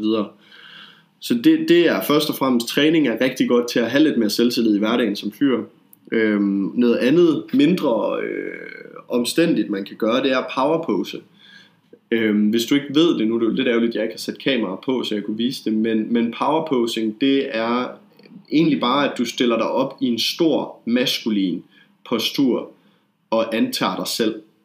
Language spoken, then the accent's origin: Danish; Denmark; jeg er fra Jylland